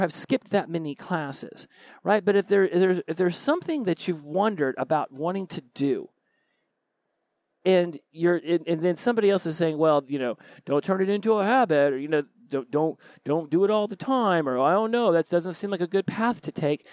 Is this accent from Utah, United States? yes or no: no; Oklahoma, United States; moved away; also born or lived in Florida; I was born in Oklahoma